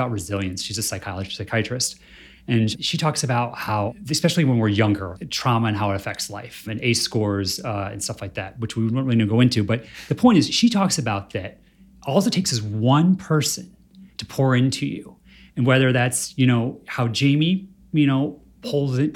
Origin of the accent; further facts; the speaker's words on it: Michigan, United States; I grew up in Michigan